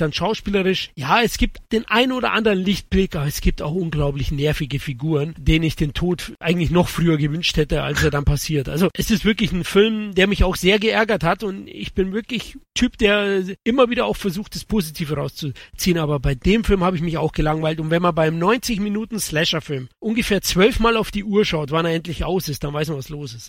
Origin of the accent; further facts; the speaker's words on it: Bavaria, Germany; ich komme doch aus Bayern